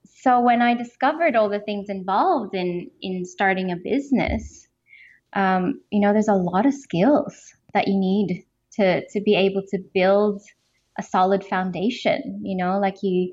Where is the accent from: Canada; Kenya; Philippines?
Philippines; moved away as an adult; also born or lived in Melbourne, Australia; I grew up in the Philippines